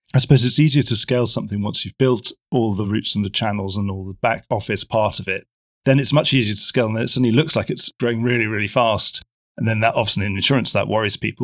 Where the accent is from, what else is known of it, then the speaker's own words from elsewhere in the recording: London, United Kingdom; as a Londoner